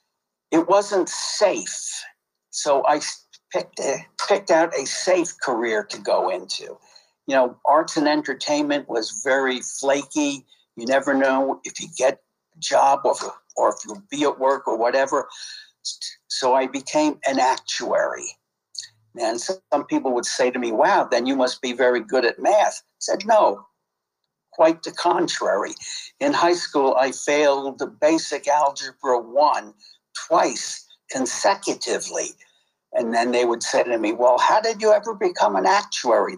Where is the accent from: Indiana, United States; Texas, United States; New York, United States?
New York, United States; New York City; I grew up in Brownsville, which is a real crappy area in Brooklyn, New York